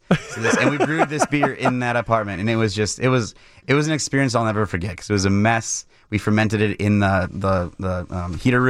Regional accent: Mukwonago, Wisconsin, United States; So I grew up in Maguanago, Wisconsin, just outside of Milwaukee, and my dad was working at Miller

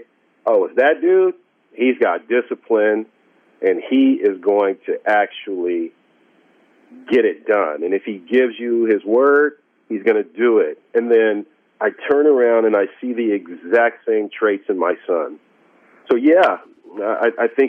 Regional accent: San Diego, California, United States; I was born in San Diego

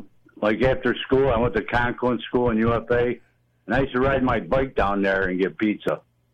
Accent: Utica, New York, United States; also born or lived in Herkimer, New York; Back in the 60s, I grew up in Utica for a while.

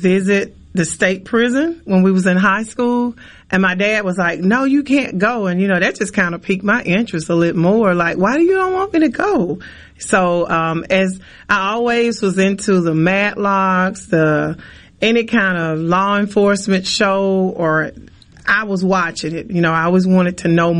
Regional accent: Port Gibson, Mississippi, United States; my hometown in Port Gibson

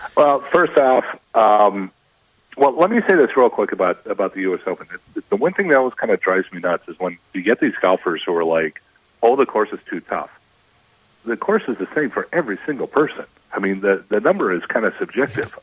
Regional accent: Minnesota, United States; moved away; I grew up in Minnesota

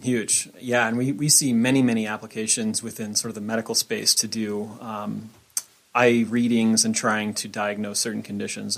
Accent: Bitterroot Valley, Montana, United States; I'm actually from Montana. Yeah, I, I grew up in the Bitterroot Valley

